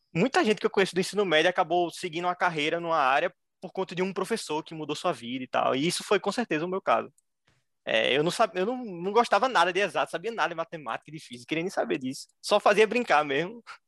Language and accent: Portuguese; Recife, Pernambuco, Brazil; eu tenho 23 anos, sou de Recife